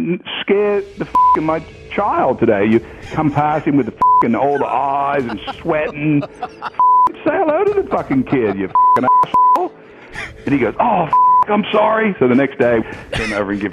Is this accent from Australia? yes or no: yes; Australia; moved away; I grew up in Australia, in the country.